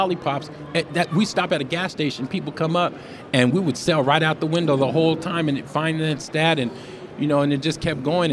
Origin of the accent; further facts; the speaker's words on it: San Jose, California, United States; moved away as an adult; also born or lived in Reno; now in Southern California, United States; I was born and raised in San Jose, you know, the whole time.